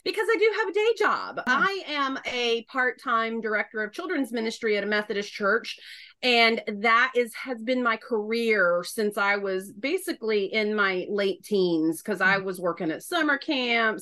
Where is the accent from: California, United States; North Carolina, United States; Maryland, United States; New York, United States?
North Carolina, United States; accent: Southern; now in Philadelphia, United States; I'm a Southerner. The bulk of my growing up years were in North Carolina. So I've never lost the accent